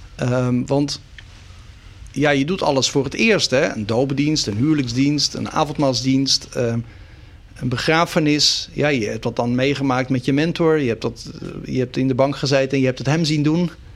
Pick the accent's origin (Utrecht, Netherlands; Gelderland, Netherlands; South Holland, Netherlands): South Holland, Netherlands; Sliedrecht; also born or lived in Dordrecht; Sliedrecht, daar ben ik dus opgegroeid. Dus ik ben in Dordrecht geboren, inderdaad in het ziekenhuis. Maar eh, mijn leven lang eh, als eh, kind en jongere in Sliedrecht gewoond.